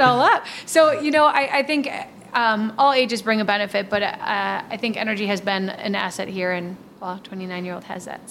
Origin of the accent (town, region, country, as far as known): Milwaukee, Wisconsin, United States; born or raised there